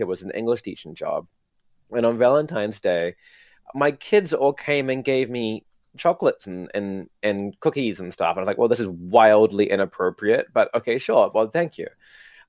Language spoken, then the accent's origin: English; New Zealand; now in Japan; I'm from New Zealand